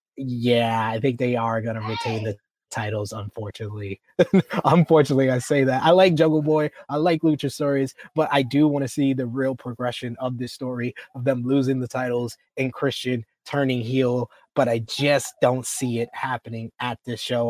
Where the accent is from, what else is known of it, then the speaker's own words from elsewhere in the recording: New York, United States; I'm from New York